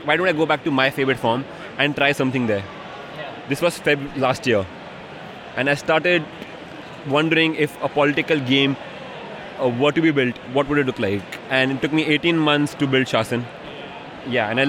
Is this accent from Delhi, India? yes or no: no; Mumbai, Maharashtra, India; I'm from Bombay in India